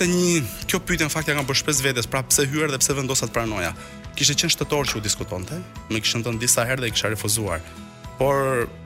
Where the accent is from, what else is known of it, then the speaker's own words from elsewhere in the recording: Albania; Unë si gjithë shqiptar.